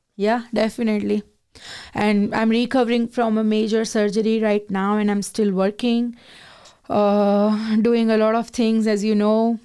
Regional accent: Gujarat, India; moved away as an adult; now in Canada; I am from Gujarat

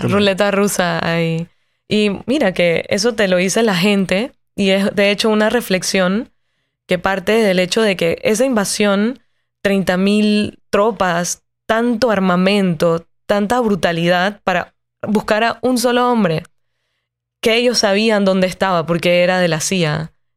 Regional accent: Panama City, Panama; cuando yo camino por las calles de Ciudad de Panamá, ciudad donde yo nací y crecí

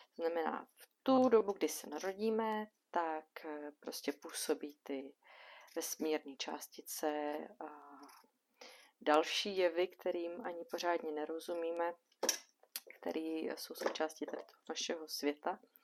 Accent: Bohemia, Czechia; u nás v Čechách

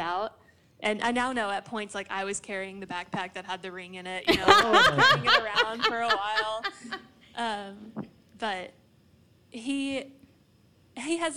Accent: Blue Ridge, Texas, United States; I'm from Blue Ridge, which is about an hour and 15 minutes northeast of Dallas

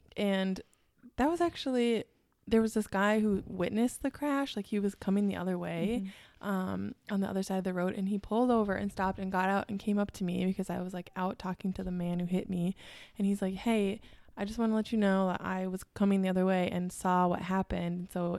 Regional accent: Minnesota, United States; accent: Minnesota; also born or lived in Chicago

